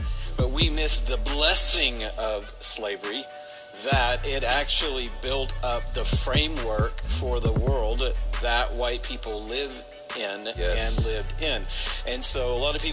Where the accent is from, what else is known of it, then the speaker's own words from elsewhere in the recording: Atlanta, Georgia, United States; grow up in Atlanta